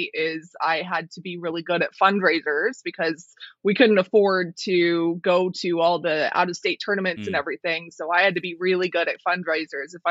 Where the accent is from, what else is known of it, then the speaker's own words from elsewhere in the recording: Colorado, United States; to Colorado. I moved back to my home state